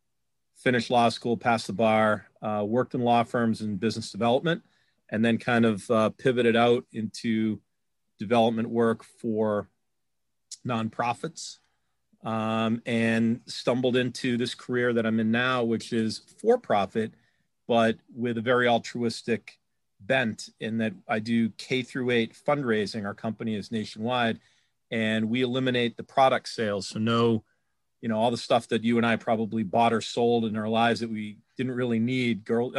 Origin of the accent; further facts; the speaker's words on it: Newton, Massachusetts, United States; I grew up in Newton, Mass. Not sure who knows where that is or what. It's about 5 or 10 minutes away from Boston College